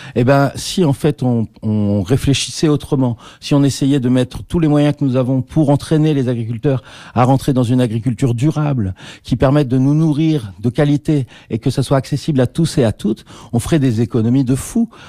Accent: Liège, Wallonia, Belgium; on a formé au Conservatoire de Liège, on est liégeois

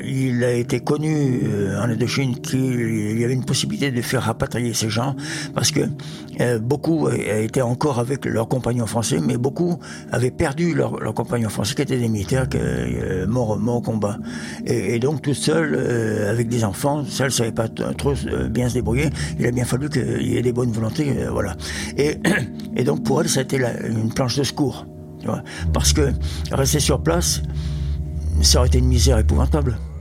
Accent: Qui Nhon, Central Vietnam, Vietnam; now in France; je suis né à Quignon, dans le centre du Vietnam

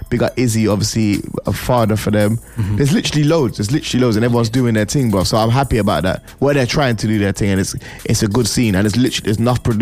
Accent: Birmingham, West Midlands, United Kingdom; Even though I'm from Birmingham, I'm gonna

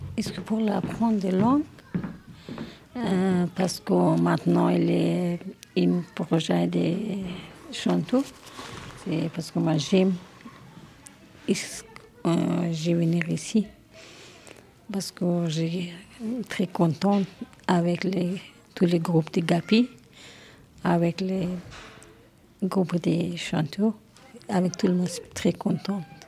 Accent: Afghanistan; French is a second language; now in Belgium; je viens d'Afghanistan. Euh, maintenant, j'habite au Belgique

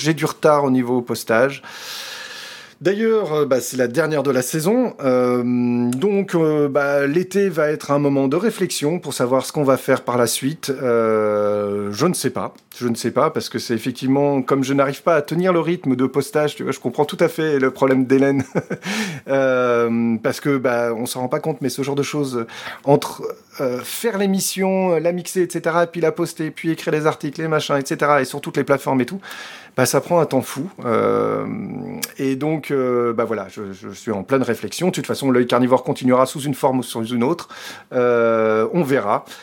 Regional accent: France; moved away as an adult; now in Belgium; je suis français, vivant en Belgique depuis plus de 20 ans

